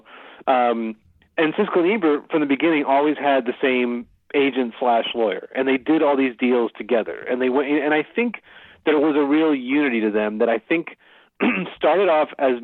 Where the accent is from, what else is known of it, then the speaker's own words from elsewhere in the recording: Philadelphia, Pennsylvania, United States; I grew up in Philadelphia